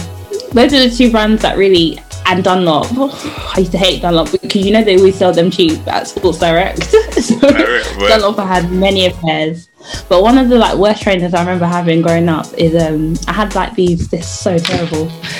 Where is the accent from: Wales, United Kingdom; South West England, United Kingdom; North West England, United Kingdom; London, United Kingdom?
London, United Kingdom; I grew up in South East London, like you, so that money just wasn't flying around like that.